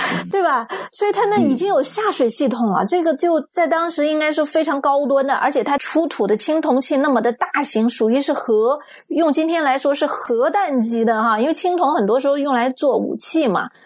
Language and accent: Chinese; Sichuan, China; 作为四川人啊